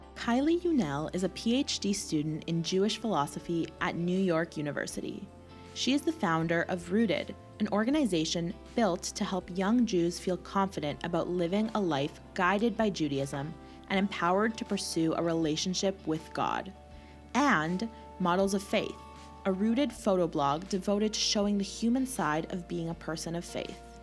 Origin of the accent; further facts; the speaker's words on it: Winnipeg, Manitoba, Canada; I grew up in Winnipeg and in Winnipeg we are secluded